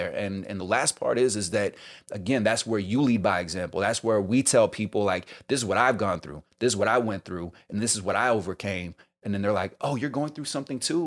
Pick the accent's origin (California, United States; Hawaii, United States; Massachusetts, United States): California, United States; the Bay Area; also born or lived in New York; now in Los Angeles, United States; I'm originally from the Bay